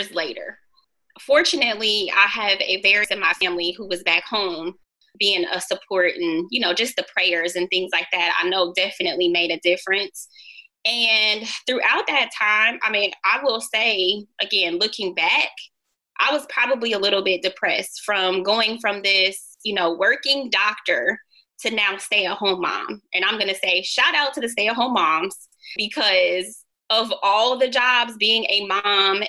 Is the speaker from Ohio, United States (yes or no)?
yes; Ohio, United States; moved away as an adult; also born or lived in New Jersey; I grew up in Ohio, so more Midwest